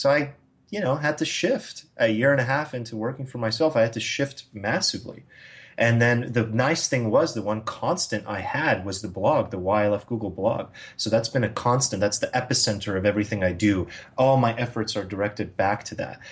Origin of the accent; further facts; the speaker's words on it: United States; as an American